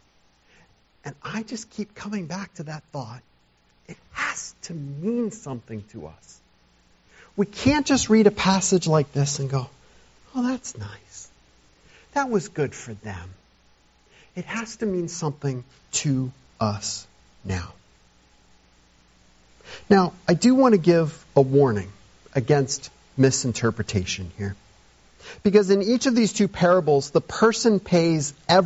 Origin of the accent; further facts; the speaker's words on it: United States; as modern American evangelical Christians